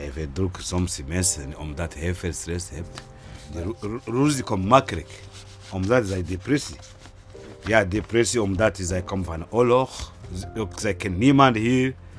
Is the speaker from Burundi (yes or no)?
yes; Burundi; Dutch is a second language; moved away as an adult; now in Utrecht, Netherlands; Ik uit Burundi, een grens precies van Congo.